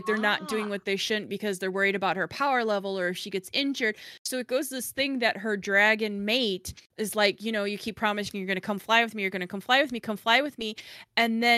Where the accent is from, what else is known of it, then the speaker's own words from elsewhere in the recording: Chicago, Illinois, United States; I'm from Chicago.